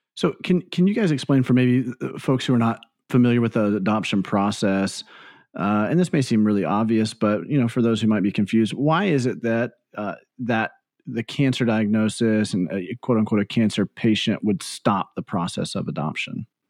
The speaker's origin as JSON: {"language": "English", "region": "Alabama", "country": "United States", "tie": "born or raised there", "moved": "yes", "said": "we grew up in Alabama"}